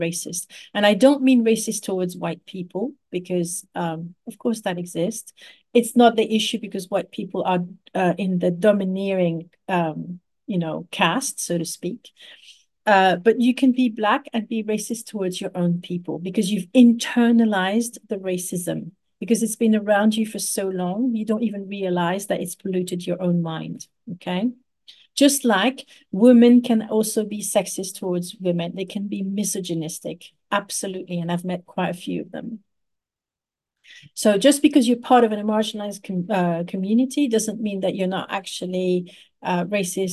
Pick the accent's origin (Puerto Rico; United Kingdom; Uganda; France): France; Paris, Île-de-France; I grew up in Paris